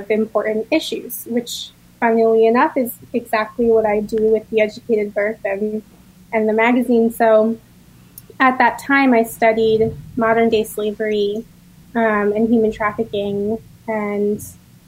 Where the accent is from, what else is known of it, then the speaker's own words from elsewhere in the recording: New Jersey, United States; moved away as an adult; also born or lived in California; now in Richmond, United States; I grew up in New Jersey